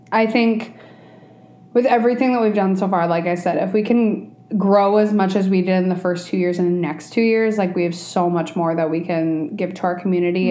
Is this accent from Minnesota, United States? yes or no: yes; Minnesota, United States; also born or lived in Colombia; as a Colombian, being a Minnesotan, being non Spanish speaking